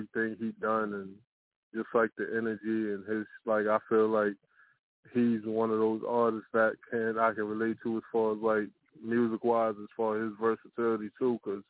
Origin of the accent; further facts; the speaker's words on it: New York City, New York, United States; also born or lived in Virginia; Was born in Virginia, but I was brought up in Brooklyn, New York.